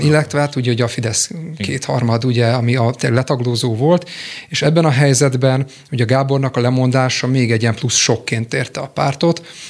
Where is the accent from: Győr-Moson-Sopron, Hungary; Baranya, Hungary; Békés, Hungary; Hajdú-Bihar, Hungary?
Békés, Hungary; Békéscsaba; moved away as an adult; also born or lived in Budapest; 2004-ben kerültem Budapestre, én békéscsabai születésű vagyok